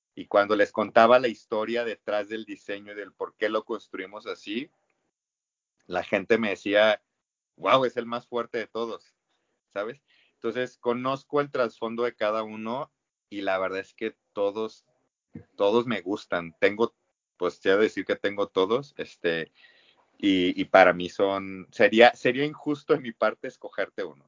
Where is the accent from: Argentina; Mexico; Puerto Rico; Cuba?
Mexico; como mexicano que lo vives todos los años